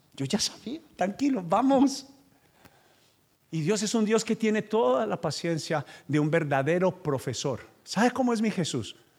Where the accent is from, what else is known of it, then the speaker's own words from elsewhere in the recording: Paisa, Antioquia, Colombia; moved away as an adult; now in United States; yo soy paisa, pastor y vendedor